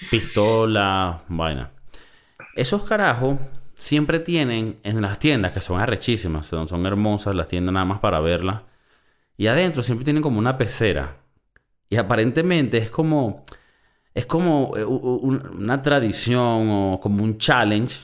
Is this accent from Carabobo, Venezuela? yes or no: yes; Valencia, Carabobo, Venezuela; moved away; also born or lived in South Florida; yo que soy de Valencia, Venezuela